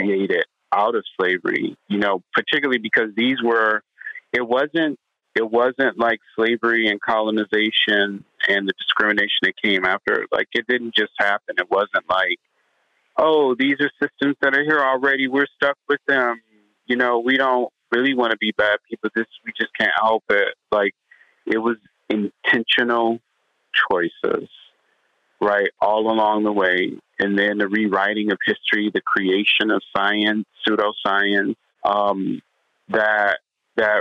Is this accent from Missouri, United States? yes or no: yes; St. Louis, Missouri, United States; The neighborhood that I grew up in St. Louis